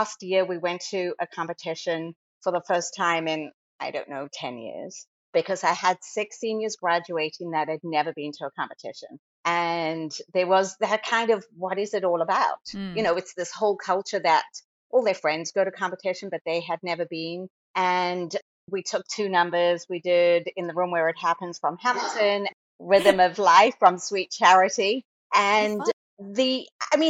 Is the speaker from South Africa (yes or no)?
yes; South Africa; moved away as an adult; now in Virginia, United States; I am originally from South Africa, and I grew up dancing at a studio that was kind of like South Africa's equivalent to Broadway Dance Center.